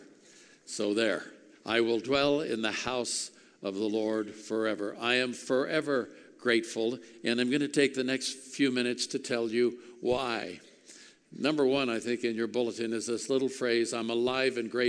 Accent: Oakland, California, United States; when I was a kid growing up in Oakland, California, back in the 50s

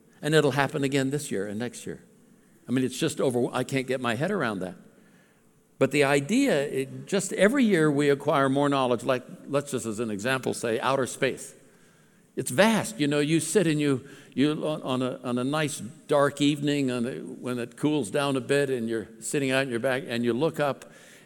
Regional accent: Alameda, California, United States; I was born in Alameda, California, by San Francisco area.

